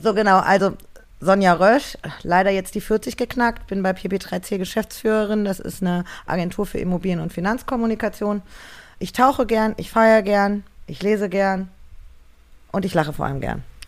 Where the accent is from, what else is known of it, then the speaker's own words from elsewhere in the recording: Marburg, Hesse, Germany; moved away as an adult; also born or lived in Frankfurt; now in Berlin, Germany; ich bin aufgewachsen in Marburg, in einem wirklich kleinen, kleinen Kaff